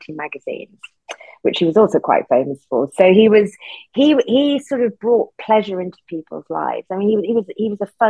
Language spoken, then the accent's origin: English; Newcastle, North East England, United Kingdom; also born or lived in Sunderland / Durham / Soho, London; now in London, United Kingdom; I was born in Sunderland, went to school in Durham, and grew up in Newcastle